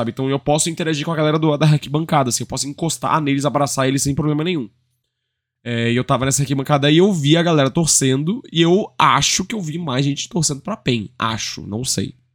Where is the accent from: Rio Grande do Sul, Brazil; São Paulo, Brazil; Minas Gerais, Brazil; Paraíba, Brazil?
Rio Grande do Sul, Brazil; also born or lived in Northeast Brazil; eu sou gaúcho, né? Meu sotaque já foi todo pro brejo. Apesar de não ser de lá, pô, meu marido é nordestino, eu morei no Nordeste, né?